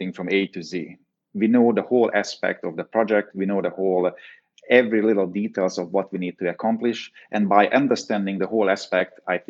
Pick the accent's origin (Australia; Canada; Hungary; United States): Hungary; moved away; growing up in Hungary, I was always involved in the business